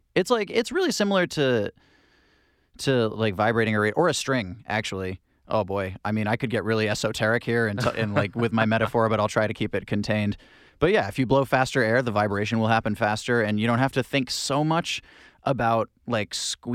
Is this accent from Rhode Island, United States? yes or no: yes; Hope Valley, Rhode Island, United States; I'm originally from Hope Valley, Rhode Island. Very small town.